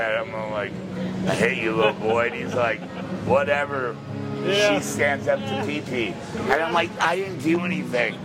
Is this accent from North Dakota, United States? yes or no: no; San Antonio, Texas, United States; also born or lived in Bryan, Texas; now in Key West, United States; I was born in San Antonio, Texas